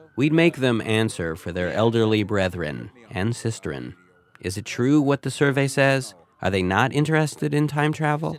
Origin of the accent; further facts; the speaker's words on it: Canada; speaking as a Canadian